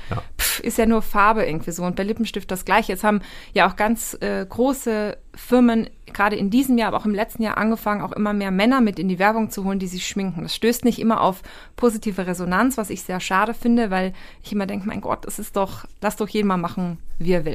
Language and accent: German; Austria; ich bin Österreicherin